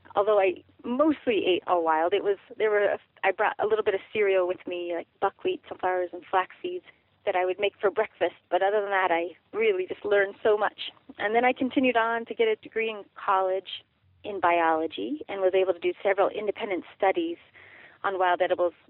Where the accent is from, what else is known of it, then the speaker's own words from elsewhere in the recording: Durango, Colorado, United States; I grew up in Durango, Colorado